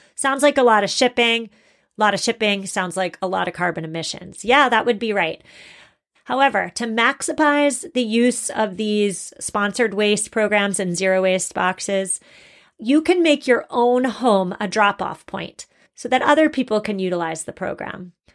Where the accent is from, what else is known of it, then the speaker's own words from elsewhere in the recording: Massachusetts, United States; I'm from Massachusetts and everybody drinks Dunkin' Donuts